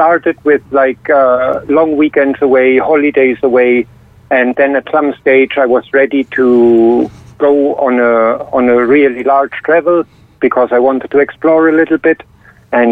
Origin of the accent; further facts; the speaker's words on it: Berlin, Germany; now in Ireland; I am originally from Berlin